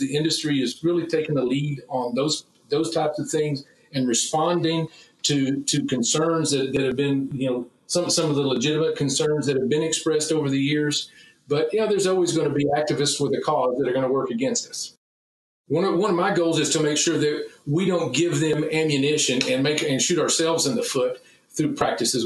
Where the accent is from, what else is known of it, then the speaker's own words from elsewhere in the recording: Texas, United States; as a Texan first and as a, a meat scientist